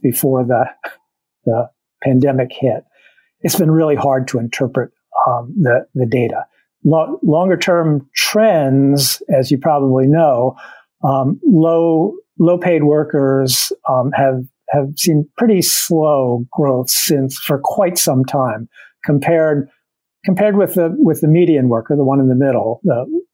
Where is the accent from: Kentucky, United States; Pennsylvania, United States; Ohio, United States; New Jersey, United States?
Pennsylvania, United States; Drexel Hill; I grew up in Delaware County as well, just outside Philadelphia in Drexel Hill, which is in Upper Darby Township